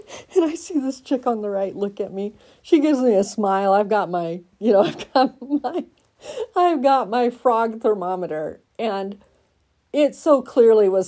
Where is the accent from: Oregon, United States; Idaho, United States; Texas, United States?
Oregon, United States; now in Colorado, United States; I'm from Oregon, right? I moved to Colorado from Oregon, 45 minutes inland from the beach